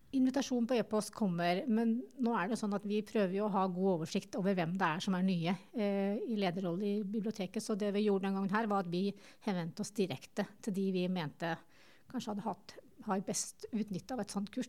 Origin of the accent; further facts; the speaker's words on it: Tynset, Innlandet, Norway; moved away as an adult; now in Lillehammer, Norway; jeg kommer jo fra Tynset